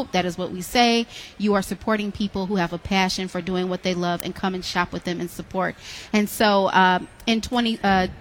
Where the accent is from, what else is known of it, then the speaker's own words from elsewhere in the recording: Detroit, Michigan, United States; I'm born and raised in Detroit